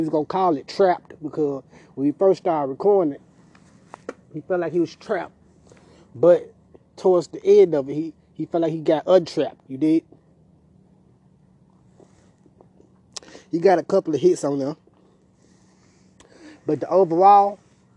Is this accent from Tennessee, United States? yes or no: yes; Memphis, Tennessee, United States; I'm from Klondike